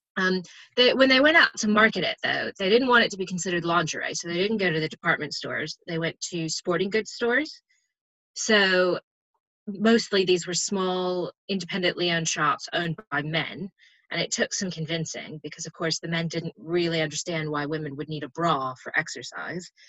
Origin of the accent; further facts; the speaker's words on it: United States; as an American